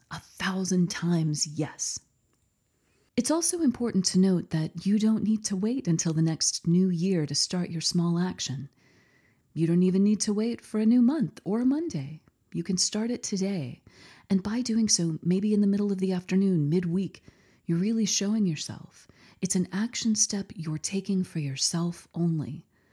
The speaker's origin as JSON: {"language": "English", "region": "Texas", "country": "United States", "tie": "born or raised there", "said": "here in my home state of Texas"}